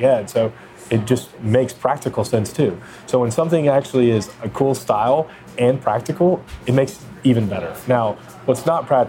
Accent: East Coast, United States; We're on the West Coast, and I'm from the East Coast

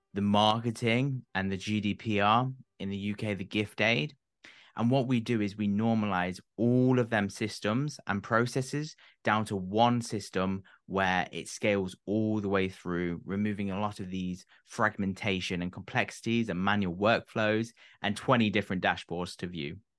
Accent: United Kingdom; being British myself

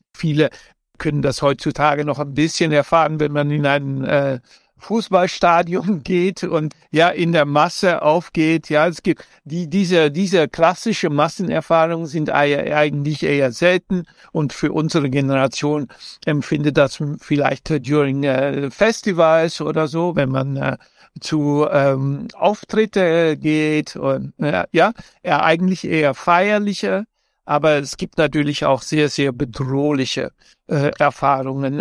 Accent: Amsterdam, North Holland, Netherlands; ich in Amsterdam äh, aufgewachsen bin

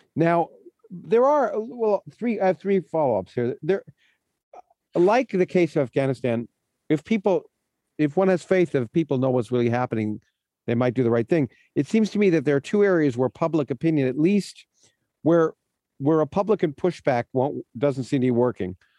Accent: Canada; now in United States; I, was born in the United States, but I I, I grew up in Canada and then moved to the United States

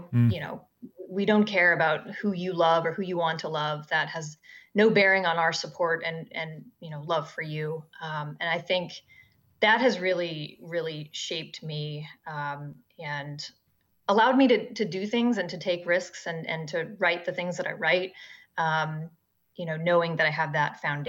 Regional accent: Evansville, Indiana, United States; moved away as an adult; Growing up in Evansville, Indiana, I had a great childhood.

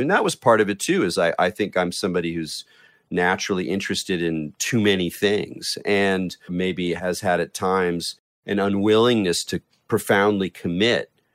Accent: North County, north of San Diego, Southern California, United States; I grew up in Southern California on the coast of North County, north of San Diego

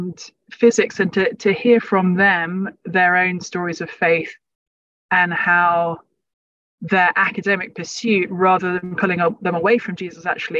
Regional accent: London, United Kingdom; also born or lived in Cambridge; I was growing up in London

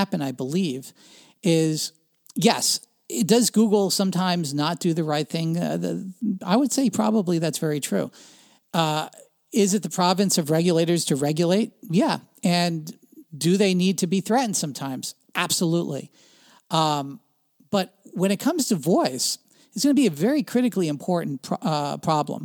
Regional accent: New Jersey, United States; I grew up in Central Jersey when the divestiture of AT&T took place

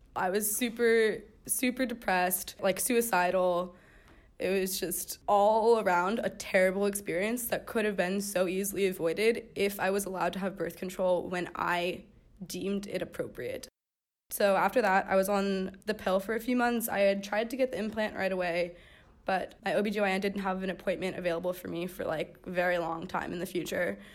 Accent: Pasadena, California, United States; I'm nineteen years old, and I'm from Pasadena, California

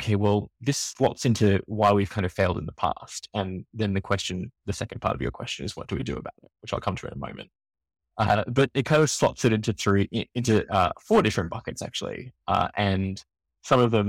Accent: Australia; accent: Australian; I come from Australia, you can tell from my accent

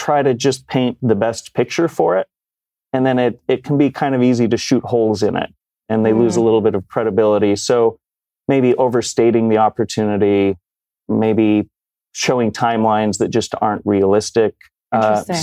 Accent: Rocky Mountain West, outside of Salt Lake City, Utah, United States; moved away as an adult; also born or lived in New York City; I grew up in the Rocky Mountain West, outside of Salt Lake City.

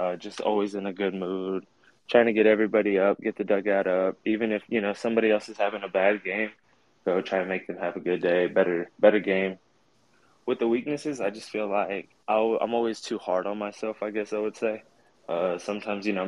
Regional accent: Grand Prairie, Texas, United States; I'm from Grand Prairie, Texas. I go to South Grand Prairie High School.

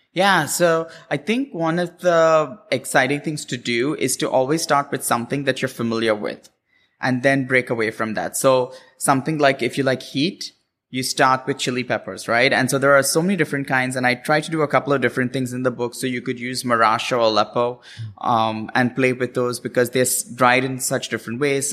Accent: Mumbai, Maharashtra, India; moved away as an adult; also born or lived in Cincinnati, Ohio / Washington, D.C.; now in California, United States; I grew up in Bombay, and then I moved to Cincinnati, Ohio for school

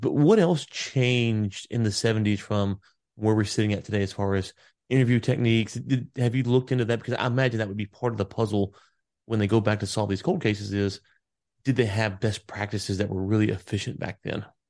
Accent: the South, United States; I'm from the South

